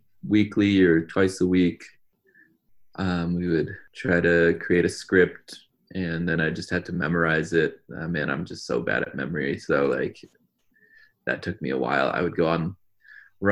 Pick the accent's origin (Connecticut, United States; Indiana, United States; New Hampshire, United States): Connecticut, United States; Glastonbury; also born or lived in India; now in Montana, United States; I was growing up in Connecticut, which is a very white community in Glastonbury